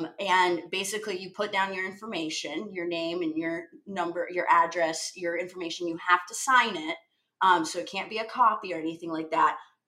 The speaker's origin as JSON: {"language": "English", "town": "Odesa", "region": "Odesa Oblast", "country": "Ukraine", "moved": "yes", "said": "I came from Odessa, which a smorgasbord of cultures, port city, tourism, like very rich, culturally diverse, as diverse as you can be in Eastern Europe."}